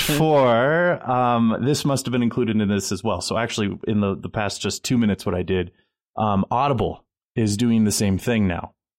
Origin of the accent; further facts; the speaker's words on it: United States; as an American